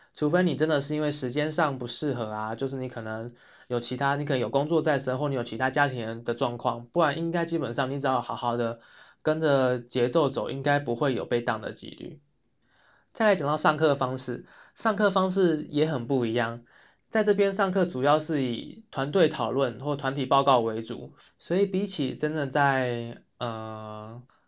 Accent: Taiwan; moved away as an adult; now in Sweden; 我们亚洲人或是说我们台湾人

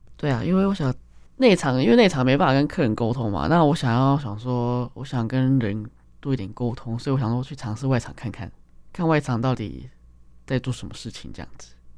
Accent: Taipei, Taiwan; 我就生在台北

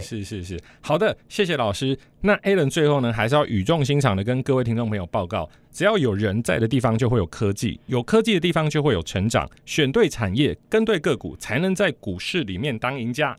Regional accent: Taiwan; 我们台湾人

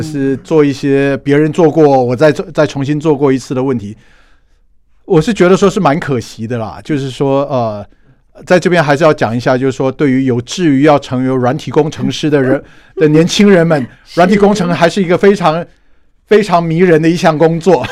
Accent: Taiwan; 我们台湾人

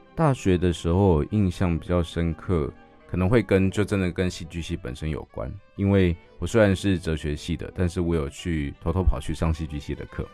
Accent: Yilan County, Taiwan; 因为刚刚我有提到我在宜兰长大的，那宜兰有一个很有名的东西叫做歌仔戏

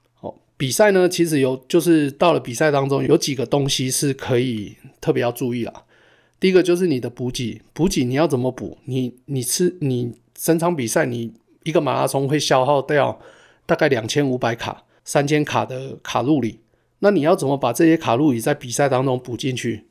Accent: Taichung, Taiwan; moved away as an adult; now in Calgary, Canada; 我们两个都是从台中来的

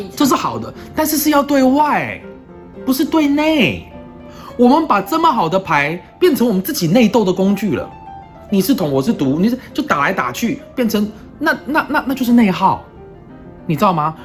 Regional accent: Taiwan; moved away as an adult; also born or lived in United States; 我们台湾人

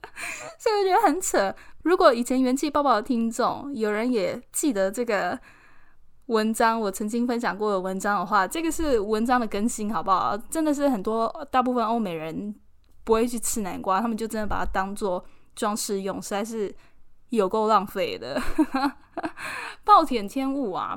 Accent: Keelung, Taiwan; moved away as an adult; now in London, United Kingdom; 我是基隆人，我从小幼稚园一直到高中 就是身边都只有台湾人，完全没有接触过什么外国人嘛

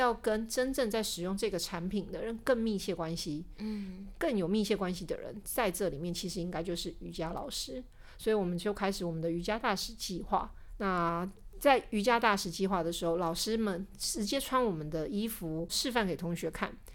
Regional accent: Taiwan; 所以他们的版型跟我们台湾人的身形。就是有点不合亚洲台湾人的身形，我们的膝盖就是比较窄一点

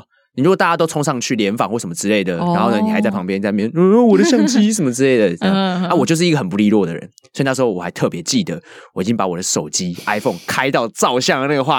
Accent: Taiwan; 说我是啊从台湾来的物理治疗师

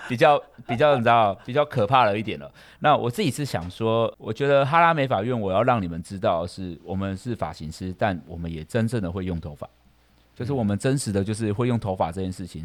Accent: Kaohsiung, Taiwan; 因为我们是高雄人嘛

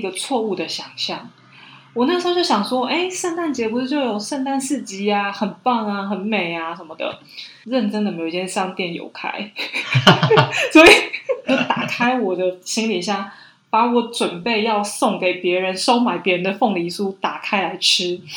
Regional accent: Taiwan; moved away as an adult; now in Paris, France; 我在台湾长大

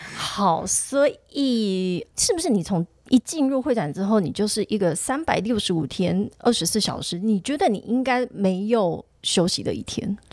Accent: Tainan, Taiwan; accent: Taipei accent (in Taiwanese); 我真的从小就住在台南

